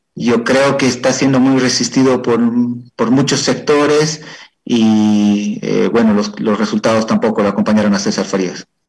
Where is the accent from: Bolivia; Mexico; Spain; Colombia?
Bolivia; Cochabamba; moved away as an adult; also born or lived in Ecuador; vine a radicar en mi ciudad natal, de donde soy originario